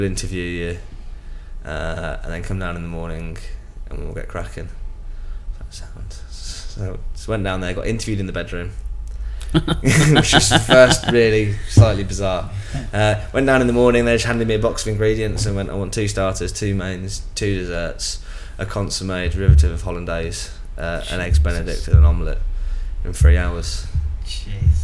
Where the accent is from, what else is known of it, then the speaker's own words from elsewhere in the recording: Birmingham, West Midlands, United Kingdom; moved away; also born or lived in Jersey; Being a Brummie